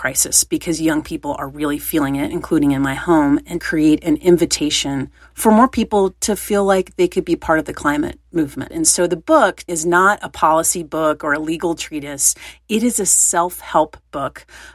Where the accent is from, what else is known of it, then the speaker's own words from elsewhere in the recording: East Tennessee, United States; I grew up in East Tennessee